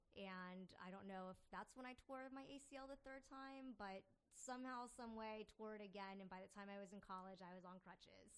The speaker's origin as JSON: {"language": "English", "town": "Falls Church", "region": "Virginia", "country": "United States", "tie": "born or raised there", "moved": "yes", "lives_now": "Richmond, United States", "said": "growing up in Tyson's Corner, Falls Church, where I grew up"}